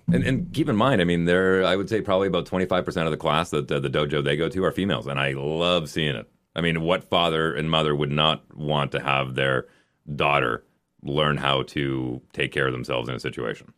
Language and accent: English; Canada; as a Canadian